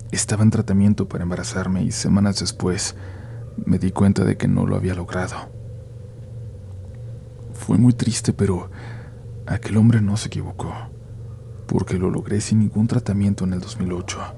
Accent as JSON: {"language": "Spanish", "town": "Iztapalapa", "region": "Mexico City", "country": "Mexico", "tie": "born or raised there", "said": "Yo soy oriundo de Iztapalapa, para ser más preciso de la zona del Cerro de la Estrella, zona que por cierto está llena de mucho misticismo"}